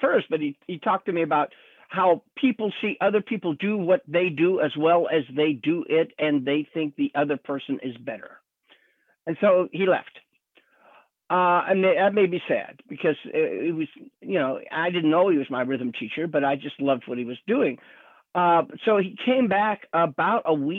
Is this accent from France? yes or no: no; Utah, United States; now in California, United States; I was born in Utah in the Mormon culture